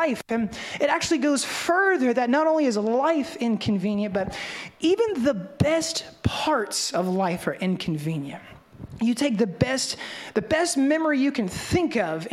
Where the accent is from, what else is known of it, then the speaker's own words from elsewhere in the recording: Memphis, Tennessee, United States; I'm from Memphis, but there's no turning of the cheek where I come from